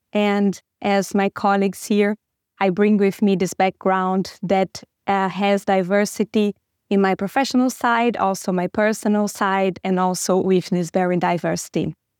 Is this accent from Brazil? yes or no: yes; Brazil; moved away as an adult; now in Germany; I came from Brazil, and I moved to Germany like two and a half years ago